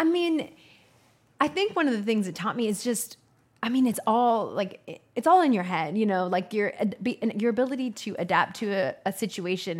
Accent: Northern California, United States; moved away as an adult; also born or lived in New York City / Los Angeles; now in Austin, United States; I grew up in Northern California, and small town

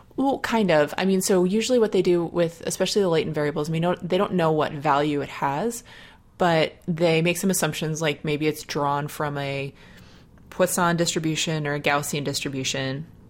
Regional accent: Dayton, Ohio, United States; my hometown University of Dayton Flyers

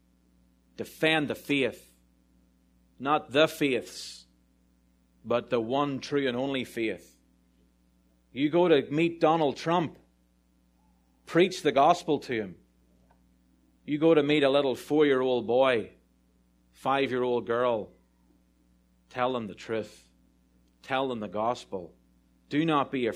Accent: Ireland; I'm really Irish

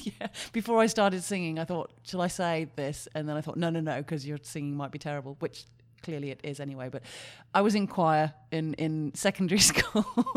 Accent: Wales, United Kingdom; In the UK, in Mid Wales.

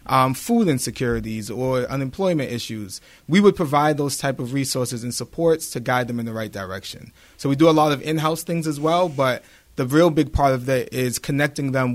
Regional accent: Boston, Massachusetts, United States; now in Brockton, United States; I grew up in Boston, Massachusetts, born and raised my entire life.

